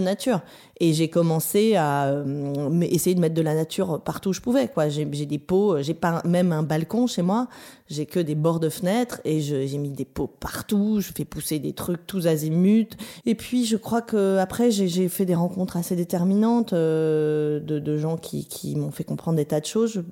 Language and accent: French; Vence, Provence-Alpes-Côte d'Azur, France; moved away; also born or lived in Berkeley, United States; j'ai grandi dans, le sud de la France, à, à Vence, au-dessus de Nice.